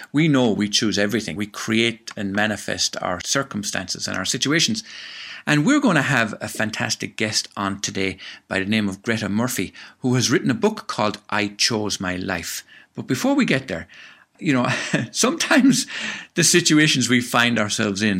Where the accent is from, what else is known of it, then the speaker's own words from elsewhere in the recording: Tipperary, Munster, Ireland; from where I was born in Tipperary, it was actually the closest seaside to us, because Tipperary is one of the most inland towns in Ireland